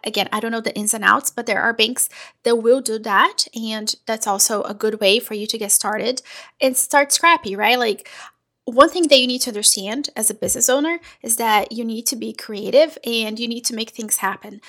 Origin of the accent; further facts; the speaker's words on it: Brazil; also born or lived in Portugal / Italy; now in United States; I am originally from Brazil. I have lived in the US for over 20 years.